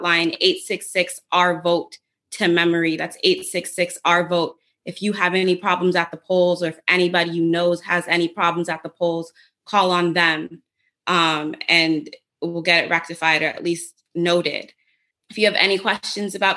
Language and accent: English; Trinidad & Tobago; also born or lived in Jamaica; now in Washington, United States; I'm Trini. I'm also Jamaican. I went to school in Trinidad.